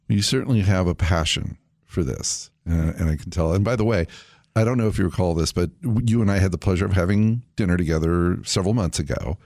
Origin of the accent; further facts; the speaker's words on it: California, United States; when I was a kid growing up in California